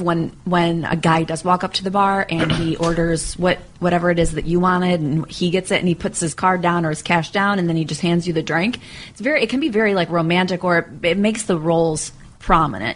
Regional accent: New York, United States; I'm from New York

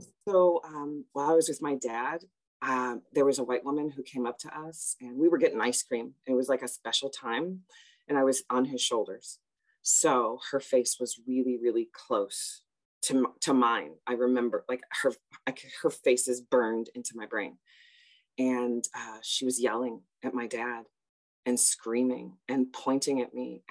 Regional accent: Chicago, Illinois, United States; originally I am from Chicago. I am a Southsider, and all Southsiders have to proudly say they're Southsiders because the South Side of Chicago gets forgotten. And I grew up in a very multicultural, multi-ethnic place

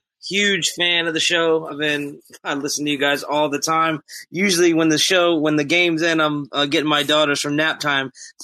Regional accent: Maryland, United States; I'm from Maryland, so you knew I was a Diggs fan.

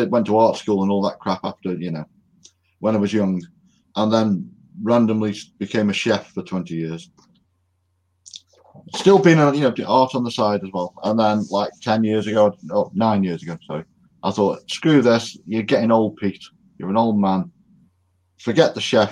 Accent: United Kingdom; I'm British

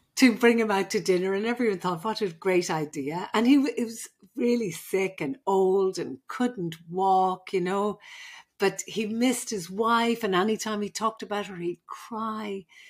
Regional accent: Ireland; moved away as an adult; now in California, United States; I'm the Irish midwife.

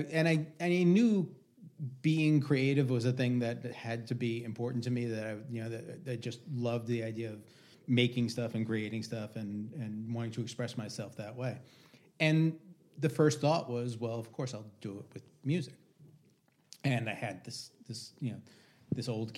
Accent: Long Island, New York, United States; I grew up on Long Island.

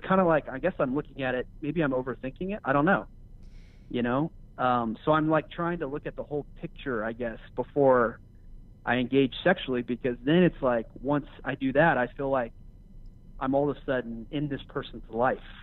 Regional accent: Los Angeles, California, United States; I am from Los Angeles, California.

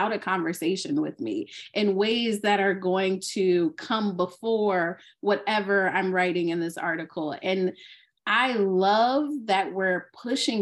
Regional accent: Alexandria, Virginia, United States; moved away as an adult; now in Southern California, United States; I am originally from Alexandria, Virginia

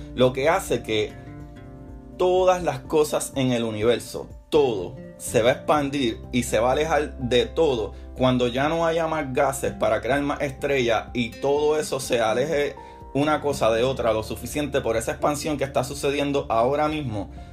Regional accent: Puerto Rico; mi país, en Puerto Rico, que celebramos los Reyes

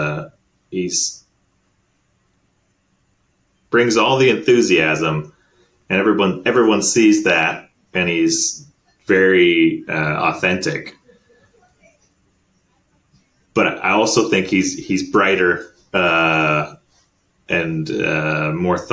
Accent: Canada; as a Canadian

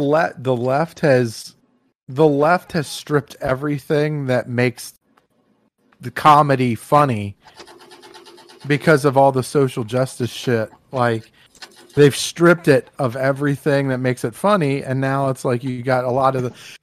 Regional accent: Fresno, California, United States; I was born in Fresno

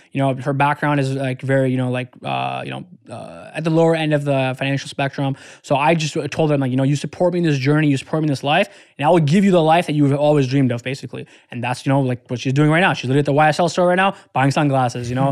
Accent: Detroit, Michigan, United States; I was from Detroit

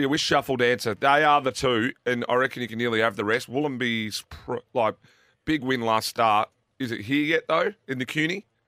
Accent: South Australia, Australia; We're South Australian.

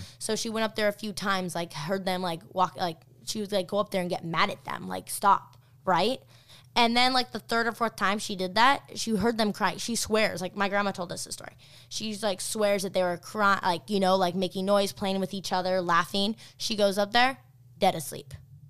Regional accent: Rexburg, Idaho, United States; I actually have, my old house I grew up in Rexburg, and it was built on a Indian burial ground.

